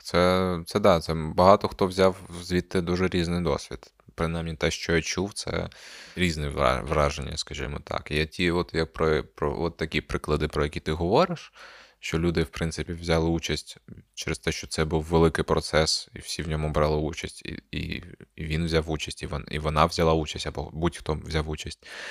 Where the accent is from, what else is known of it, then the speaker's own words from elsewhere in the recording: Crimea, Ukraine; moved away; ми зростали в Криму, де якби е, політичне поле не існує